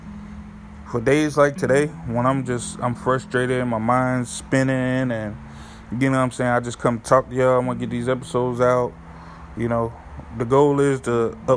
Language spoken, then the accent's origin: English; New Haven, Connecticut, United States; moved away; my home state of New Haven, Connecticut, or whatever. My hometown